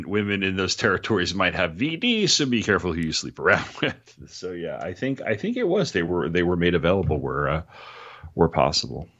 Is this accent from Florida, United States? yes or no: no; New York, United States; I grew up in New York